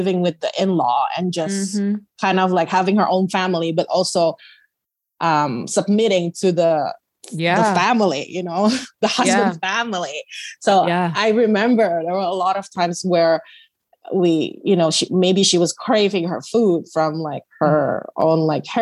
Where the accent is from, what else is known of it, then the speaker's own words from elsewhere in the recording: West Java, Indonesia; moved away as an adult; now in Canada; I was born in Canada and raised in Indonesia and then now living back in Canada